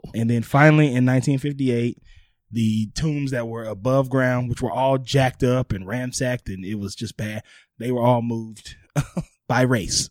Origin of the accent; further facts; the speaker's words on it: New Orleans, Louisiana, United States; moved away; also born or lived in Hollywood; my hometown New Orleans Saints